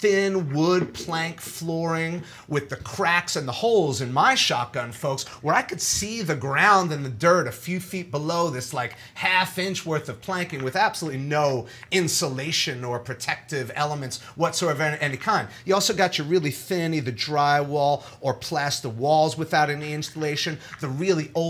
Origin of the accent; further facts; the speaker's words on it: New York City, New York, United States; moved away as an adult; now in New Orleans, United States; I'm from New York originally